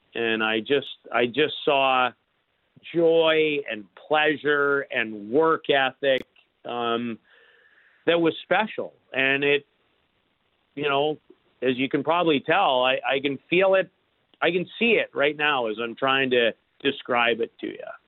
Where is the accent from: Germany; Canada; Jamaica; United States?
Canada; As an incredibly proud Canadian